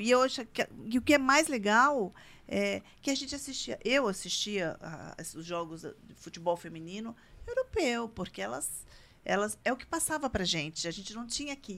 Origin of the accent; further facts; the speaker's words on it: Itajubá, Minas Gerais, Brazil; now in São José dos Campos, Brazil; eu sou do interior, eu sou de Minas, eu sou de Itajubá